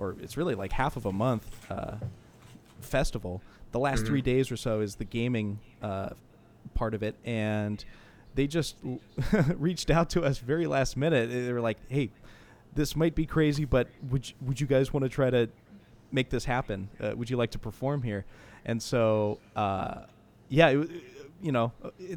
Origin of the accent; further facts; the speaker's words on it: San Jose, California, United States; when he came to San Jose, actually, in my hometown